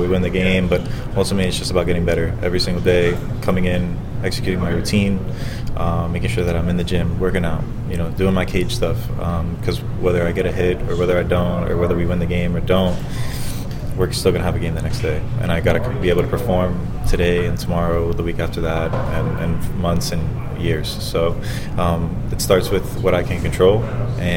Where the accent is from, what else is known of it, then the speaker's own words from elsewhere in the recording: Florida, United States; I'm from Florida, so having my family here in Tampa was, tough to manage as well